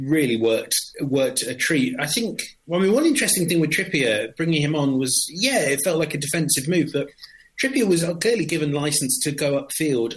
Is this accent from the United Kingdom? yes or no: yes; England, United Kingdom; being English